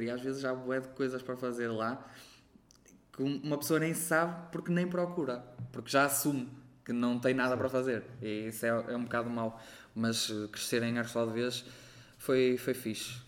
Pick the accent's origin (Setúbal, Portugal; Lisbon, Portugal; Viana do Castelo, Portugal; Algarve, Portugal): Viana do Castelo, Portugal; Arcos de Valdevez; moved away; also born or lived in Porto; Sou de Arcos de Alves